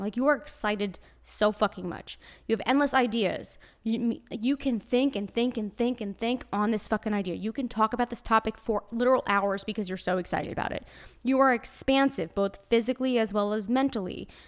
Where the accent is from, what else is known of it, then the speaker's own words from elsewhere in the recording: New York, United States; accent: Brooklyn; I'm a New Yorker, so naturally, it's part of my blood.